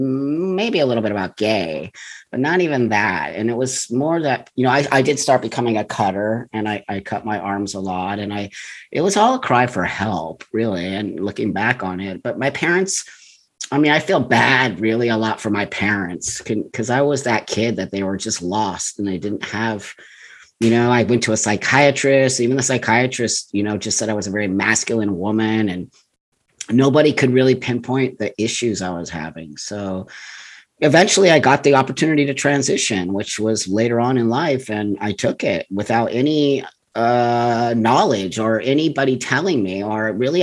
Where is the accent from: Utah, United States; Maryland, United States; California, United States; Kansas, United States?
California, United States; Los Angeles; I grew up in the San Fernando Valley. I'm a total native California